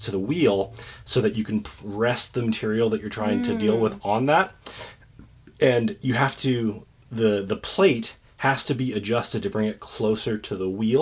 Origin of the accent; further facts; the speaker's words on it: Columbus, Nebraska, United States; I'm from Columbus, Nebraska, and they have a lot of different manufacturing.